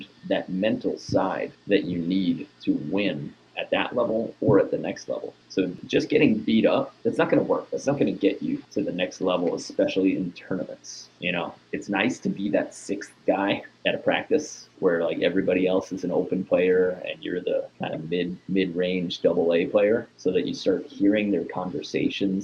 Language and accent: English; New York, United States; born or raised there; moved away